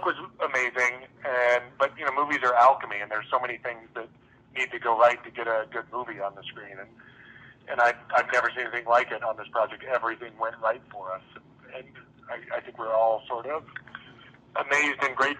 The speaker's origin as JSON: {"language": "English", "town": "Los Alamos", "region": "New Mexico", "country": "United States", "tie": "born or raised there", "said": "I grew up in Los Alamos, New Mexico, which is just a town of scientists."}